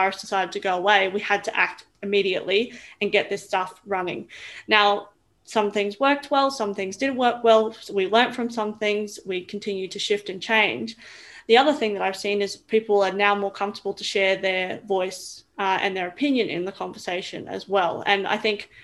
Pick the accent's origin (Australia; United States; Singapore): Australia; Roma, Queensland; also born or lived in Brisbane; I grew up in Roma, so a really small town in Queensland.